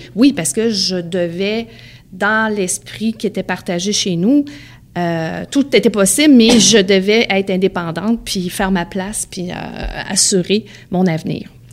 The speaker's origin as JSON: {"language": "French", "area": "Beauce", "region": "Quebec", "country": "Canada", "tie": "born or raised there", "said": "j'ai grandi dans la Beauce"}